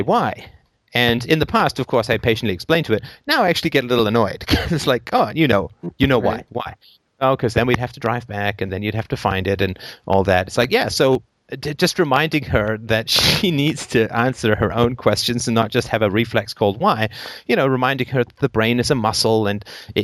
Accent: England, United Kingdom; I grew up in England in the 70s, and I went to boarding school

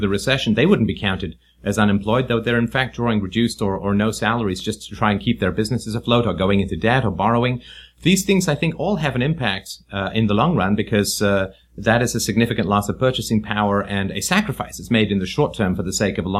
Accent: England, United Kingdom; now in Canada; I grew up in England in the 1970s, and then we came to Canada

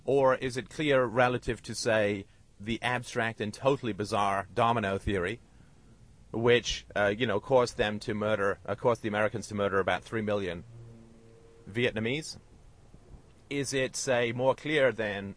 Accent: United Kingdom; I'm British

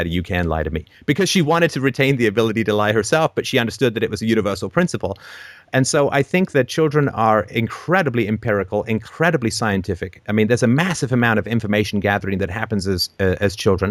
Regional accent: England, United Kingdom; I was raised in England as a Christian

